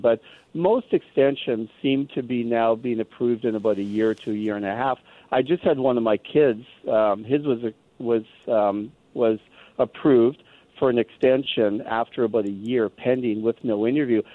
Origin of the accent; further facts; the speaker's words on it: Canada; now in United States; my feeling as a Canadian who lives in the U.S.